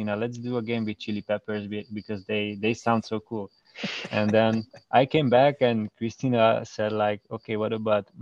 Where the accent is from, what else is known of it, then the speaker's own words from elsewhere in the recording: Hungary; originally we are from Hungary